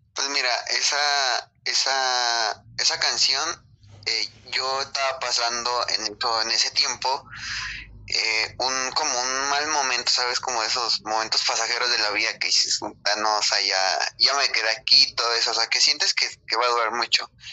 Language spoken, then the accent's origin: Spanish; Mexico; somos mexicanos